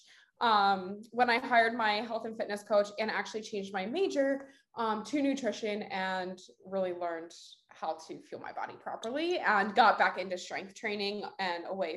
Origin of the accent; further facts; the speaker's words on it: Delaware, United States; moved away as an adult; now in New Jersey, United States; Grew up in Delaware. That's where I went to college. That's where I was born and raised